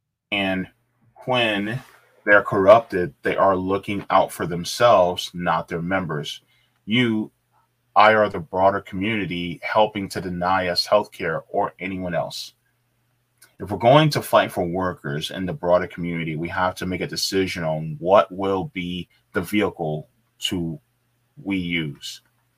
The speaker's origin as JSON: {"language": "English", "region": "New York", "country": "United States", "said": "I'm from New York State, the biggest union state in the country"}